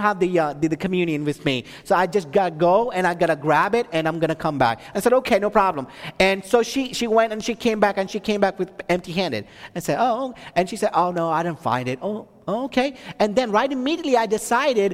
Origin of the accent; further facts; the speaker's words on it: India; now in Texas, United States; I'm from India